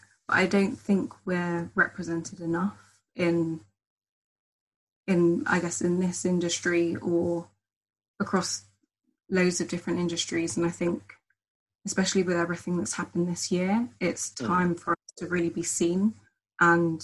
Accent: Hertfordshire, East of England, United Kingdom; also born or lived in St. Vincent / Barbados / Jamaica; now in London, United Kingdom; I'm originally from Hertfordshire

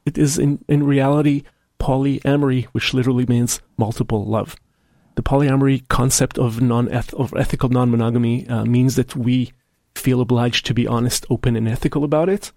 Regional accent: Israel; now in Seattle, United States; my home country of Israel

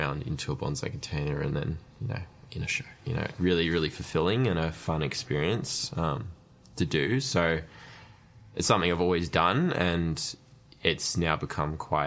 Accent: Australia; We're in Australia

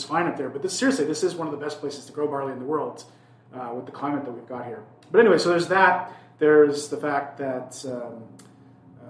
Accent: Pacific Northwest, United States; I'm from here, I'm from the Pacific Northwest

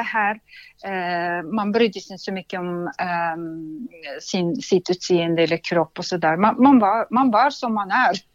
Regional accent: Russia; Swedish is a second language; moved away as an adult; now in Sweden; föddes utanför Sankt Petersburg i Ryssland

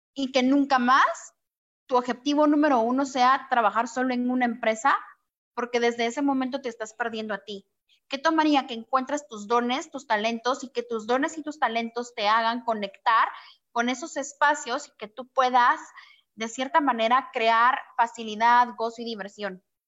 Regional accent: Guatemala; moved away; also born or lived in Mexico; Yo soy de Guatemala y ahorita la cuarentena me tocó aquí en México.

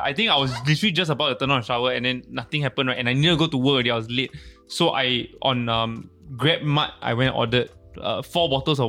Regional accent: Malaysia; moved away; I was from Malaysia

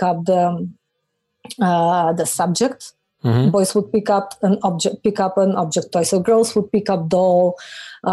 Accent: North Macedonia; moved away; I'm from Macedonia

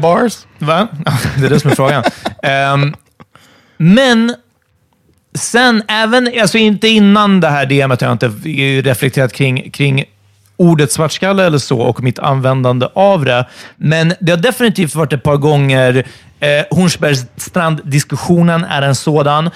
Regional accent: Stockholm, Stockholm County, Sweden; min uppväxt i Farsta

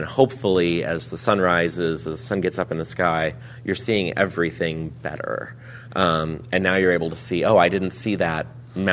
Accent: Lincoln, Nebraska, United States; I'm from Lincoln, Nebraska.

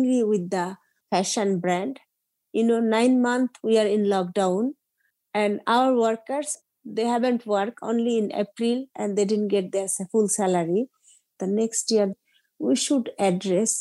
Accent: Dhaka, Dhaka Division, Bangladesh; I was born in Bangladesh, Dhaka City, 1973

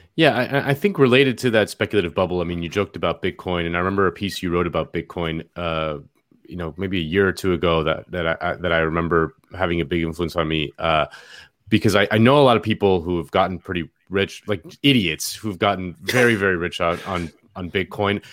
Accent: Miami, Florida, United States; moved away; my hometown of Miami

